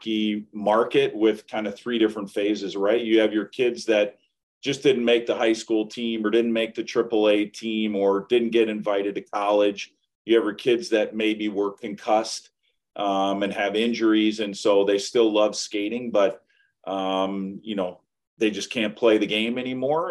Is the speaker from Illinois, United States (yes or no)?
yes; Chicago, Illinois, United States; now in Milwaukee, United States; I grew up in Chicago